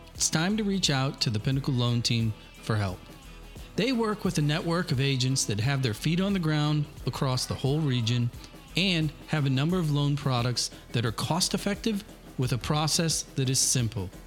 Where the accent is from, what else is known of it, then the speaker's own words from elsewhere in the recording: Granite City, Illinois, United States; I grew up in Granite